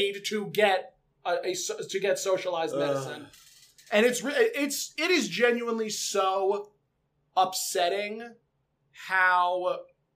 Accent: New York City, New York, United States; moved away; I came from Brooklyn

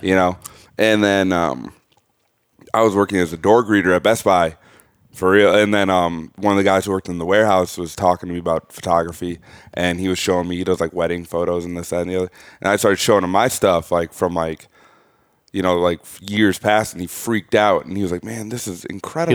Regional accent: Burnsville, Minnesota, United States; also born or lived in St. Cloud; I grew up in Burnsville, like a suburb, like twenty minutes south

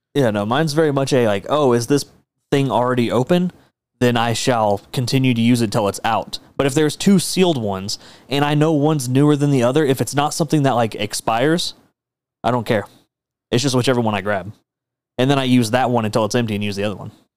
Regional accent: Texas, United States; I'm a Texan

